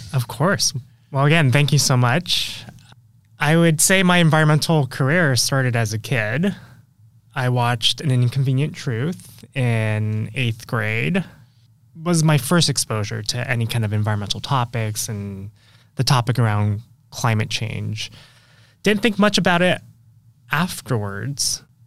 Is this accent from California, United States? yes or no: yes; San Francisco, California, United States; I went back home to San Francisco, where, that's my hometown